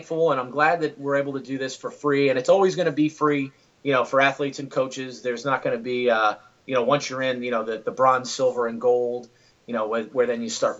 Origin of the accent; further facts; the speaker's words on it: New York City, New York, United States; moved away as an adult; also born or lived in Southern Westchester, New York; now in Florida, United States; so I grew up in the Bronx, went to high school in Southern Westchester, just north of the Bronx.